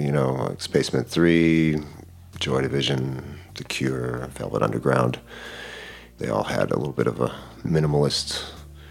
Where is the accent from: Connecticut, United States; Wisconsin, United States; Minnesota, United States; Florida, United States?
Minnesota, United States; near Bemidji, northern; moved away as an adult; also born or lived in Utah; now in Duluth, United States; We grew up near, well, northern Minnesota, near Bemidji, up towards Red Lake Indian Reservation